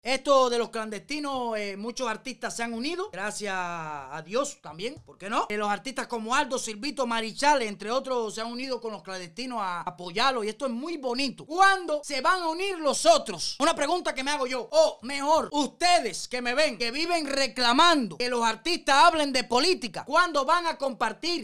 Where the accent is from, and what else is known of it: Cuba; moved away